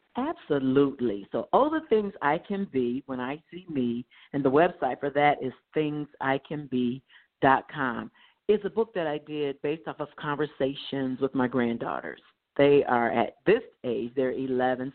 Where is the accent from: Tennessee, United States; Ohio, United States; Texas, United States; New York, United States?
Ohio, United States; Dayton; I grew up in Dayton, Ohio. Um, prior to the first grade, my father was in military, so we did travel abroad and then stateside, but we landed and rooted in Dayton, Ohio.